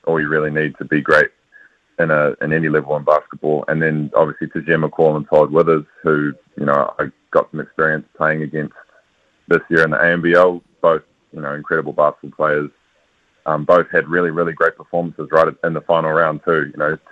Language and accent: English; New Zealand; also born or lived in Washington State, United States; being a Kiwi